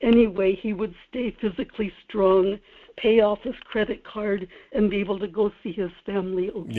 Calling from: Kodiak, Alaska, United States; Michael, this is … in Kodiak.

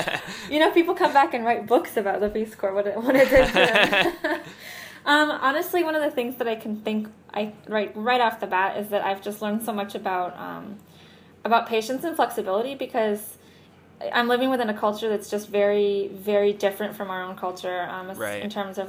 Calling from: Barranquilla, Atlántico, Colombia; Technically, I live in Puerto Colombia, but today I'm Skyping in from Barranquilla.

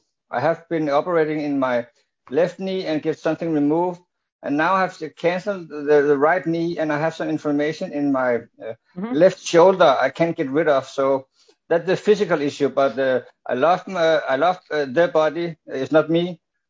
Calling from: Denmark; I'm calling from Denmark.

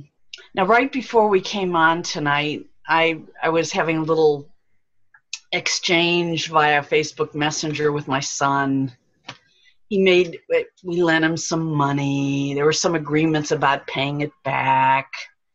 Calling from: Bel Air, Maryland, United States; I'm greeting you from Bel Air, Maryland.

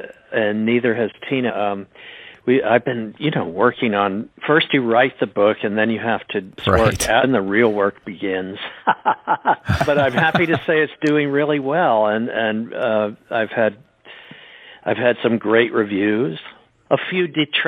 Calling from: Connecticut, United States; we're fortunate enough to live in a beautiful spot. Where I'm calling you from Connecticut.

